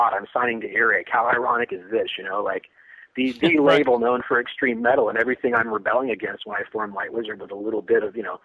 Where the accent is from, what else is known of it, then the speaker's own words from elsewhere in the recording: Northern California, United States; my hometown, where I grew up in Northern California